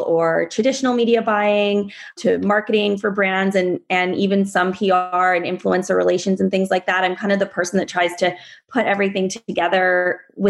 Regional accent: Vancouver, British Columbia, Canada; also born or lived in Iowa / Washington, District of Columbia, United States / New York / Los Angeles; I grew up here in Vancouver on the North Shore.

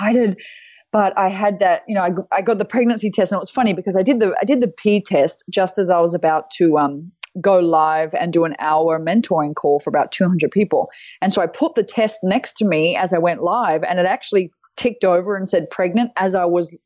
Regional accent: Australia; moved away as an adult; now in United States; I'm Australian, obviously, but I was living, I live most of the time in the US, or some of the time in the US

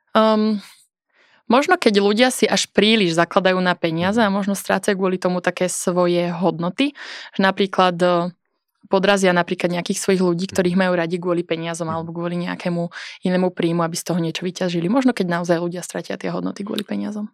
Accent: Revúca, Banská Bystrica Region, Slovakia; now in Bratislava, Slovakia; som z Revúcej

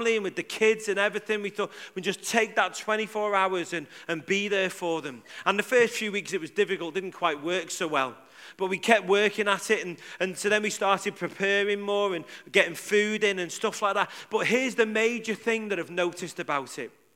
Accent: Liverpool, North West England, United Kingdom; I'm from Liverpool.

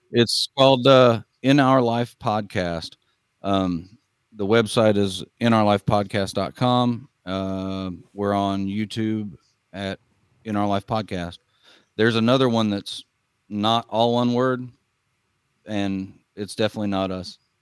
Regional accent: Northeast Kansas, United States; now in South Georgia, United States; I grew up, I grew up in Northeast Kansas, but I, I, uh, live in South Georgia now

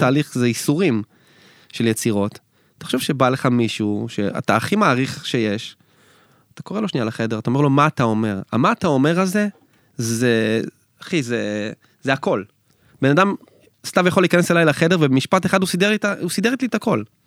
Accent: Israel; אנחנו ישראלים

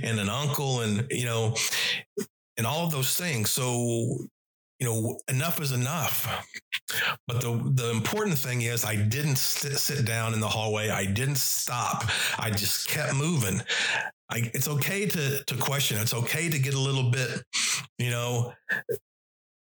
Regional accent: Oklahoma, United States; back in my hometown

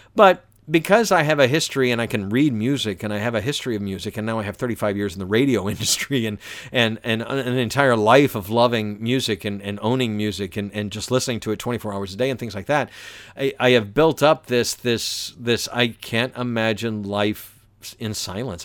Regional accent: Atlanta, Georgia, United States; also born or lived in Valdosta, Georgia; I grew up in the suburbs of Atlanta

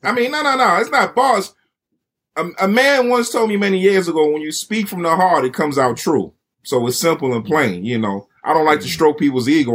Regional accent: United States; being that we're from the States

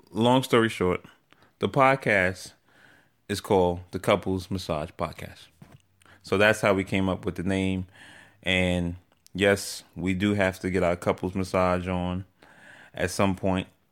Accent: New York City, New York, United States; accent: New York; also born or lived in Atlanta, Georgia; now in Maryland, United States; I was raised in New York. So I came to New York at the age of three, and I was raised there.

